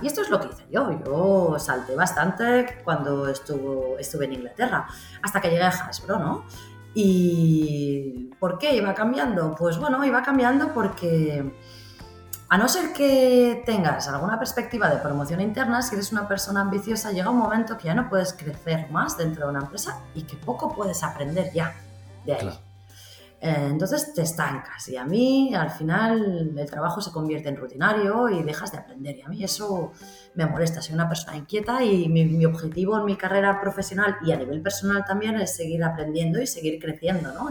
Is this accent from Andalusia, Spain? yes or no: no; Barcelona, Catalonia, Spain; also born or lived in London; yo soy de Barcelona